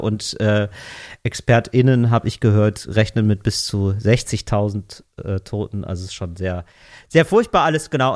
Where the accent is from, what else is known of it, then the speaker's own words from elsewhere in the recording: West Germany, Germany; als Wessi